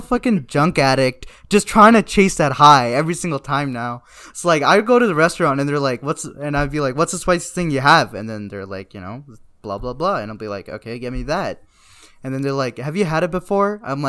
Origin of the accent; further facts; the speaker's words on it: South India, India; Okay, because I'm South Indian, right?